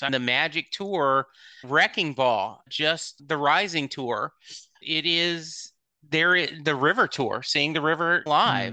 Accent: Louisiana, United States; when I was in high school, growing up in Louisiana

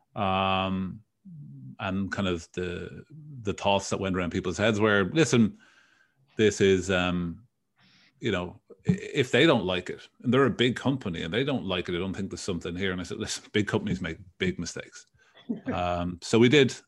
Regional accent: Dublin, Leinster, Ireland; moved away as an adult; now in United States; Born, born and raised in Dublin

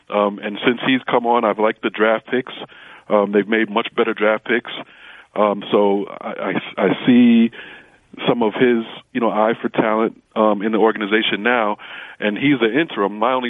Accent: New York City, New York, United States; because I'm born and raised in Brooklyn, and they have Brooklyn on the chest.

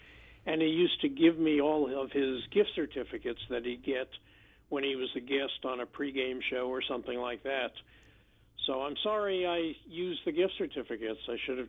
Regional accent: New York City, New York, United States; even though I was born in Brooklyn

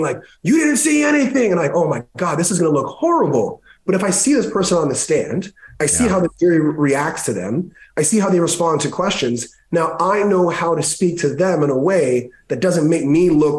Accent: Jamaica; I'm Jamaican

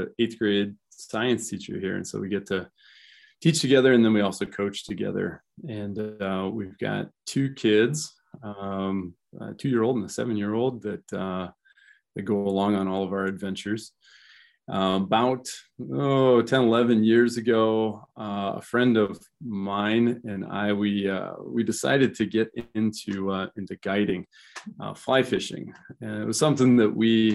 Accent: Iowa Falls, Iowa, United States; also born or lived in Charles City, Iowa; I grew up in Iowa Falls

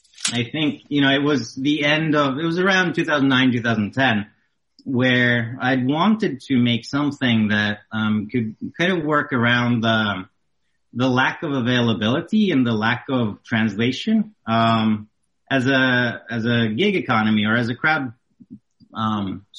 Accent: Norway; moved away as an adult; I'm originally from Norway in Europe

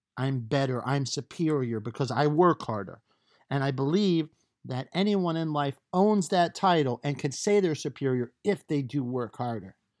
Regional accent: New York, United States; I'm from New York

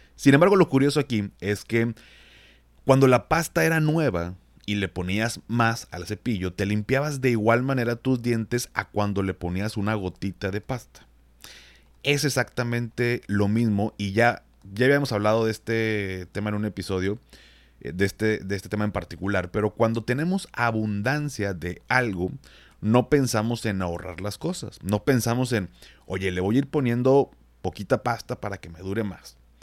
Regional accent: Monterrey, Nuevo León, Mexico; yo como soy regio

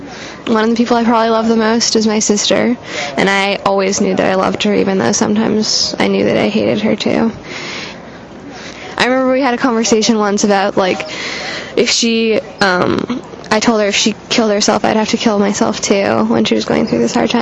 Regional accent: Albuquerque, New Mexico, United States; moved away as an adult; I'm from Albuquerque, and we have a lot of cacti. And now when I see them, they remind me of home.

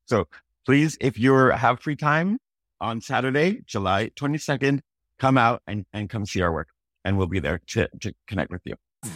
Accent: Toronto, Ontario, Canada; also born or lived in Malvern, Toronto; I grew up partly in Malvern, my parents grew up a little bit there, I was more North Scarborough than, than Malvern specifically

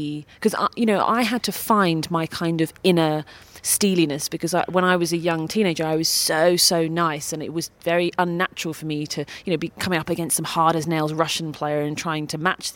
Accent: United Kingdom; being British

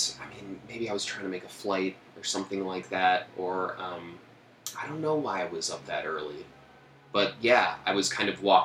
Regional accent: Oak Park, Illinois, United States; moved away; also born or lived in Chicago; Oak Park, Illinois. It's the first suburb west of Chicago. I was born in Chicago, 2-3 years there when I was little, and then my family moved to Oak Park

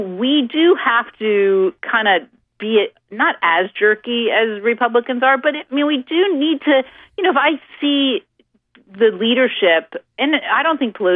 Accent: Stamford, Connecticut, United States; now in Florida, United States; My hometown where I grew up, Stamford, Connecticut

